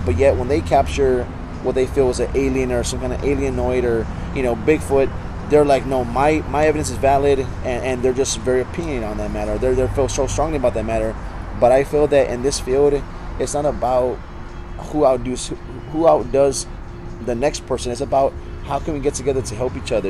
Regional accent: San Antonio, Texas, United States; I actually grew up well, near John Jay High School. That I was born in the area. Oh, I, I was born in Santa Rosa Hospital

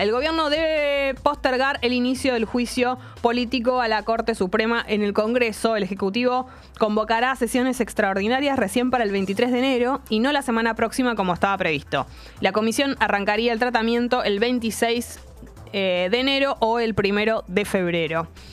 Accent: Buenos Aires, Argentina; accent: porteño; no tenemos por, eh, tonada los porteños

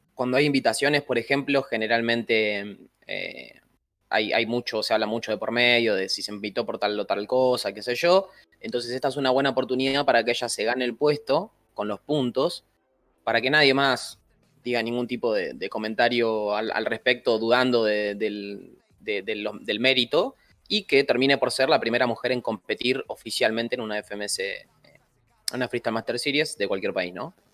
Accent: Argentina; somos definitivamente muy argentinos

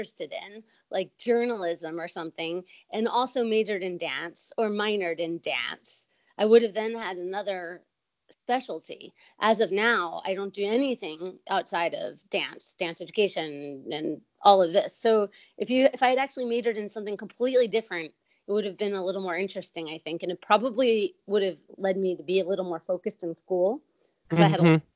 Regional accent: Bucks County, Pennsylvania, United States; moved away as an adult; also born or lived in New York City, United States; now in Tokyo, Japan; Bucks County, Pennsylvania

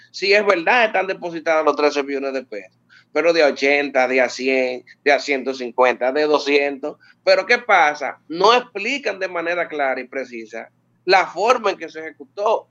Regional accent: Santiago de los Caballeros, Santiago, Dominican Republic; yo soy de Santiago

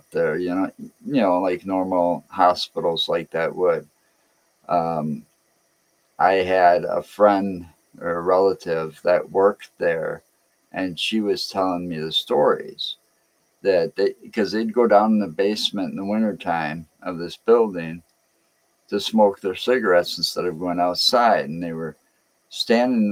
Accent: Wisconsin, United States; That's where I was born and raised around Wisconsin.

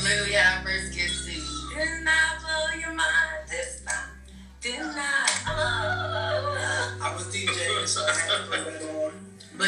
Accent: Florida, United States; I'm from Florida

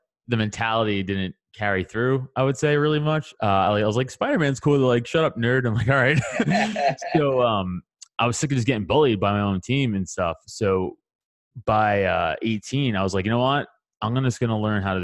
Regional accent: New York City, New York, United States; I'm from Staten Island, New York, so I grew up in the New York scene

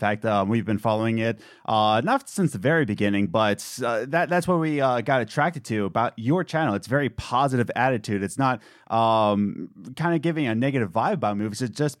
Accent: Philadelphia, Pennsylvania, United States; Being from Philly ourselves, and you, yeah, mm-hmm. we grew up in Northeast Philly, so shout out to Northeast High School.

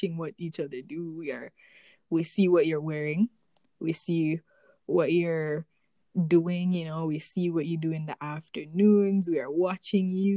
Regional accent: Jamaica; moved away; growing up Jamaican, specifically our generation of Jamaican

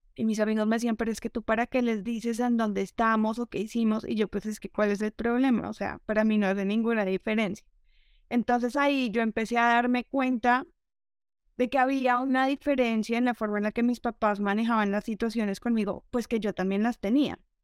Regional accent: Colombia; Yo soy de, de Colombia, eh, que aquí la, la crianza es súper tradicional

